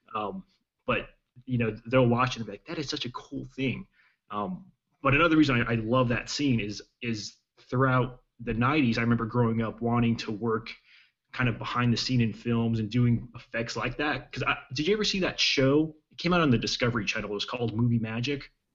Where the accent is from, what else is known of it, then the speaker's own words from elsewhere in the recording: El Paso, Texas, United States; I, I, grew up in Texas in in uh, in El Paso